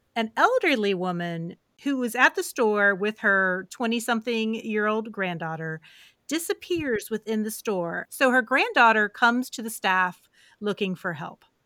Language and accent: English; West Virginia, United States; moved away; also born or lived in rural Kentucky; I'm from West Virginia originally